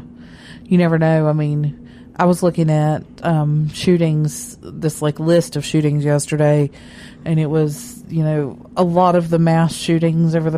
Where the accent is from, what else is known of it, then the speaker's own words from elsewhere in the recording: West Virginia, United States; now in Atlanta, United States; my hometown in West Virginia